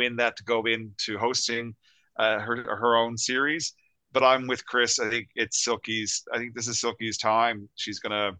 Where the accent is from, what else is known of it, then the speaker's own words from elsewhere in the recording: Canada; Being Canadian, because that's an anthem. You know, anyone of our like of this generation would know that song.